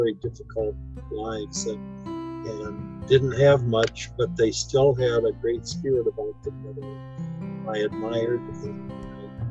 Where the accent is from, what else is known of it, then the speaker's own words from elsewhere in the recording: Mason, Michigan, United States; when I grew up in Mason, we had a town dump